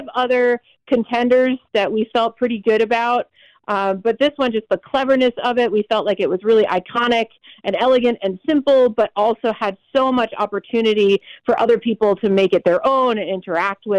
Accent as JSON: {"language": "English", "town": "Hartford", "region": "Connecticut", "country": "United States", "tie": "born or raised there", "also_born_or_lived": "Canton, Connecticut", "said": "I'm Hartford born and raised. I live in Canton now"}